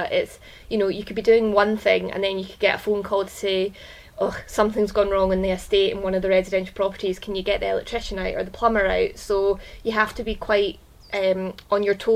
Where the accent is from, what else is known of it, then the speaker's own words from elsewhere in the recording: Ayrshire, Scotland, United Kingdom; also born or lived in Cirencester / Yorkshire; I am a dairy farmer's daughter, born and bred in Ayrshire